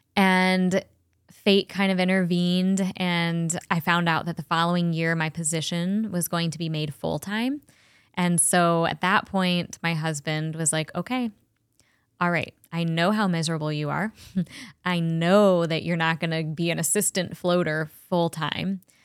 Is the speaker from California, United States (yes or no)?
no; Cleveland, Ohio, United States; also born or lived in Chagrin Falls, Ohio / Colorado; I was born and raised in Cleveland.